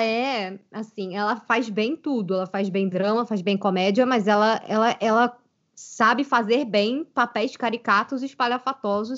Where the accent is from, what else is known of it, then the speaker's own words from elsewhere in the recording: Brazil; aqui no Brasil